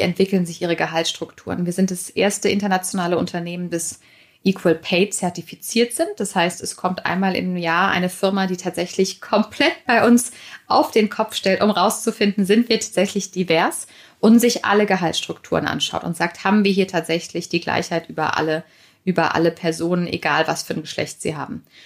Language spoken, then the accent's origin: German; Germany; bei uns in Deutschland